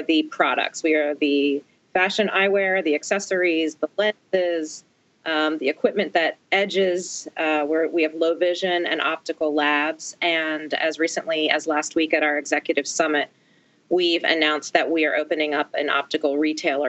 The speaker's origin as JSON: {"language": "English", "area": "outside of Philadelphia", "region": "Pennsylvania", "country": "United States", "tie": "born or raised there", "also_born_or_lived": "Maryland / Washington, D.C.", "moved": "as an adult", "said": "I grew up outside of Philadelphia"}